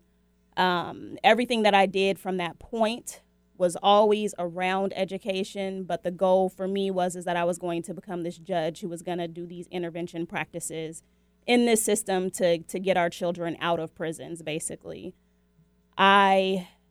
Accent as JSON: {"language": "English", "town": "Seattle", "region": "Washington", "country": "United States", "tie": "born or raised there", "said": "I was born and raised in Seattle, Washington"}